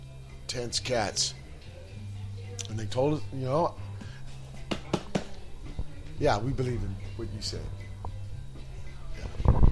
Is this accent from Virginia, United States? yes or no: yes; Virginia, United States; now in San Pedro, United States; I'm really from Virginia.